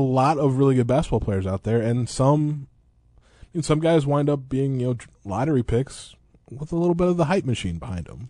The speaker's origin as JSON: {"language": "English", "town": "Eureka", "country": "United States", "tie": "born or raised there", "said": "growing up in Eureka"}